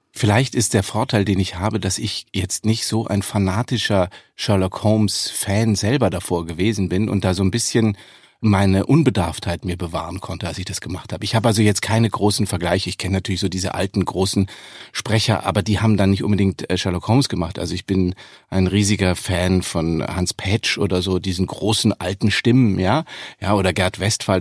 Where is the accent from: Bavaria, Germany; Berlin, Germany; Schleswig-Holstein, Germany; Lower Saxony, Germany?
Bavaria, Germany; Munich; ich komme aus München, auch wenn man das nicht so deutlich hört